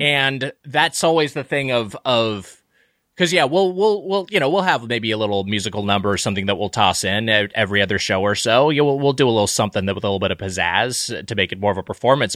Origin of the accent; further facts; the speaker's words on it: Lakewood, California, United States; I grew up in uh, in uh, Lakewood, California